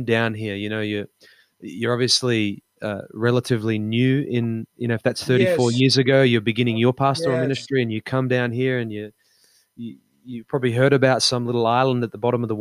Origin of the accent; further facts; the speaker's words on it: Australia; moved away as an adult; now in New Zealand; we're originally from Australia